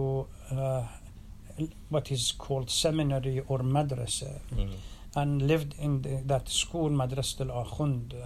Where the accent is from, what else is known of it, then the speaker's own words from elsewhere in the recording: Iraq; moved away as an adult; also born or lived in London, United Kingdom / Denver, United States; now in Dearborn, United States; I was born in Iraq too